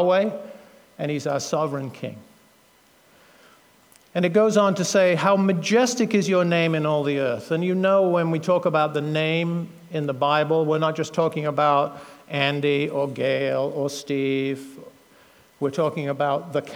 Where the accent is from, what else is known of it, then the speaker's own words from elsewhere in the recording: United Kingdom; now in United States; being a Brit originally, although now an American citizen